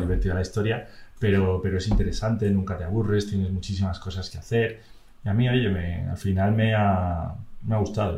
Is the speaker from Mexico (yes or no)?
no; Madrid, Community of Madrid, Spain; yo como soy madrileño